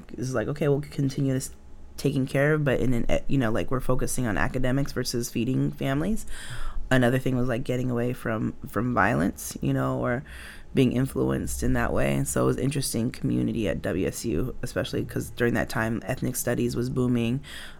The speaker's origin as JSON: {"language": "English", "town": "Mountain Home", "region": "Idaho", "country": "United States", "tie": "born there", "said": "guess I was a little seedling inside my mom's tummy when she was migrating to the United States. Then I was born in Mountain Home, Idaho Air Force Base. So, yeah. I was like in Idaho on a military base as a mixed girl."}